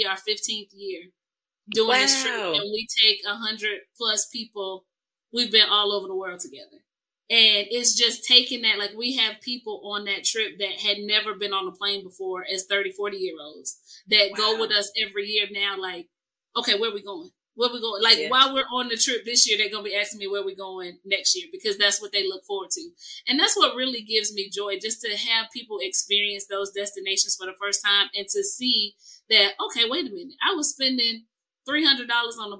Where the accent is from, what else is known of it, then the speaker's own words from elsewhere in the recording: Chicago, Illinois, United States; also born or lived in Germany; I grew up in Chicago